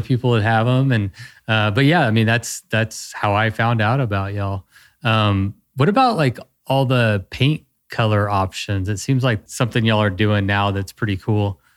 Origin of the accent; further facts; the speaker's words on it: Texas, United States; I'm a Texan